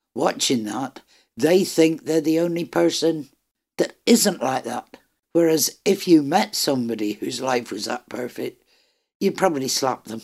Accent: Ireland; am Irish

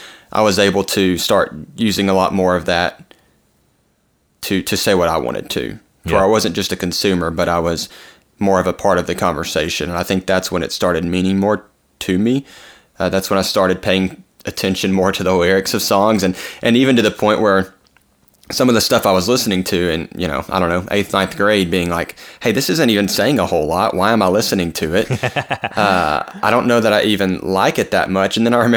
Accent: Arkansas, United States; some of the stuff I grew up around, and we're from Arkansas, like, country music was always around.

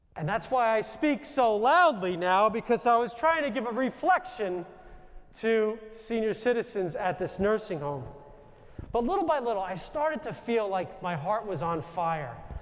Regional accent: New York, United States; accent: New York; moved away; my New York accent

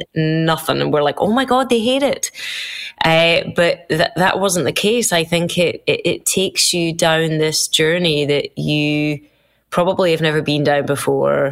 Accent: United Kingdom; as British people

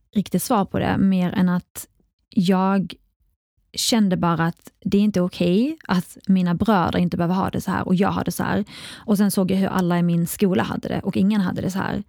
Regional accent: Kristianstad, Skåne, Sweden; also born or lived in Iraq; jag är uppväxt i Skåne

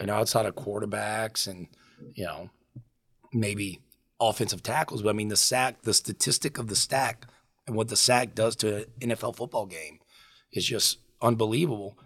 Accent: Lafitte, Louisiana, United States; I grew up in Lafitte. Um, I lived there. My parents still live there. I lived there until I went to college

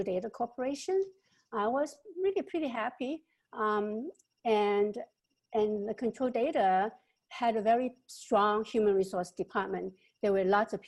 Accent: Hong Kong; moved away; also born or lived in Shanghai, China / California, United States; I grew up both in Hong Kong and Shanghai with uneducated parents and in poverty

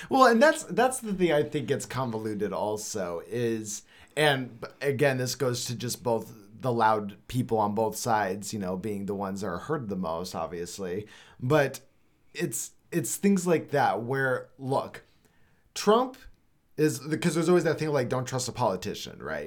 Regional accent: Arizona, United States; also born or lived in Los Angeles; I grew up here in Arizona

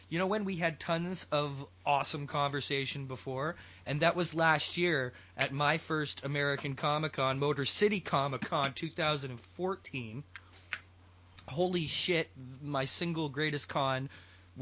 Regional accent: Mississauga, Ontario, Canada; my hometown of Mississauga, Ontario

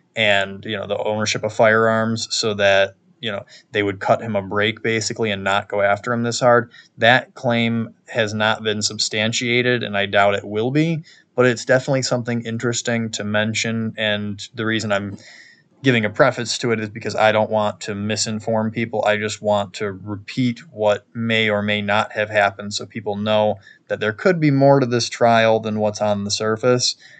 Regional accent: New York, United States; my home state of New York

